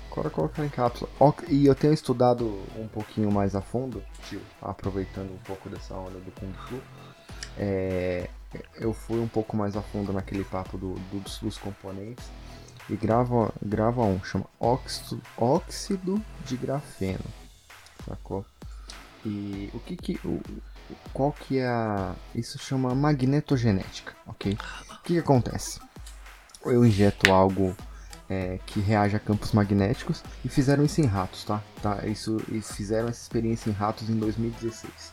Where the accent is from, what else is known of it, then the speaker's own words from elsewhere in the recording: Brazil; nós somos do Brasil